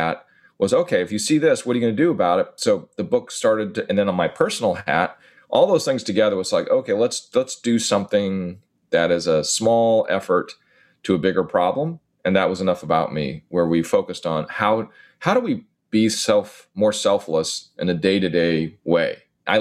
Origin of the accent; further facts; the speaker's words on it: California, United States; now in New York, United States; I'm in New York right now, but I'm from California